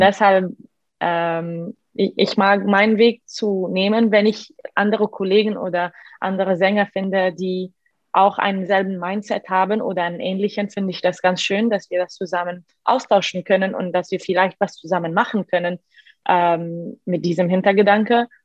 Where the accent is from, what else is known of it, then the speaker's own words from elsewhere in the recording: Egypt; German is a second language; moved away; also born or lived in Milan; Ich bin normal in Ägypten aufgewachsen, in einer sehr normalen, sehr ägyptischen Familie